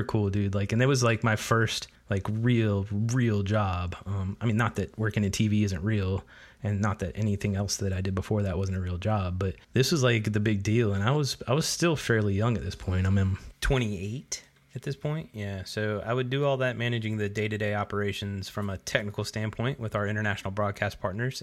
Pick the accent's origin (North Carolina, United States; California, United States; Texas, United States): North Carolina, United States; Charlotte; now in Florida, United States; I grew up in Charlotte.